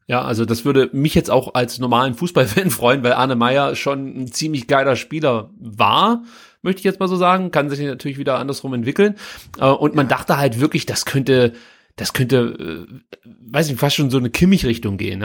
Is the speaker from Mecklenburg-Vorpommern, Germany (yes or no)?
no; Stuttgart, Baden-Württemberg, Germany; hier als Stuttgarter